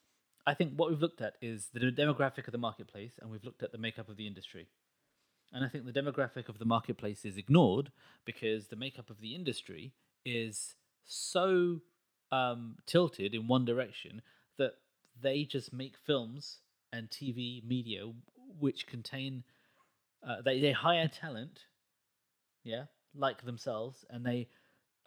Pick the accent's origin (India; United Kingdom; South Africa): India; I'm Indian